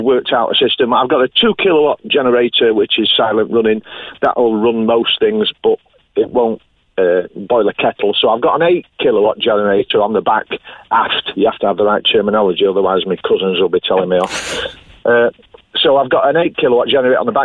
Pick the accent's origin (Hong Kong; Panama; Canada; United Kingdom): United Kingdom; England; now in Crosshaven, Ireland; I'm the Englishman with the Irish name